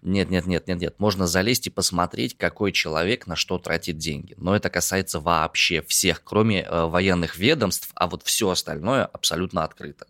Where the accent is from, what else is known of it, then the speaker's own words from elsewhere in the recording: Omsk, Omsk Oblast, Russia; я родом из Омска